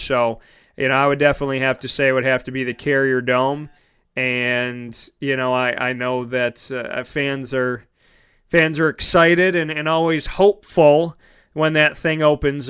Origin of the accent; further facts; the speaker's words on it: Syracuse, New York, United States; I grew up in Syracuse and born and raised, 10 minutes away from the dome